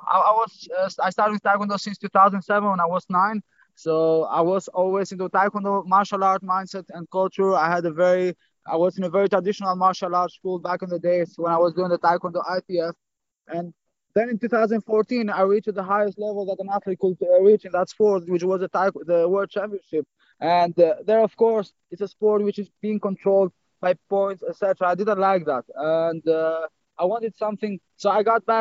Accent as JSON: {"language": "English", "country": "Albania", "tie": "born or raised there", "also_born_or_lived": "Greece", "moved": "yes", "lives_now": "Netherlands", "said": "I was born and raised in Albania, and then I moved to Greece"}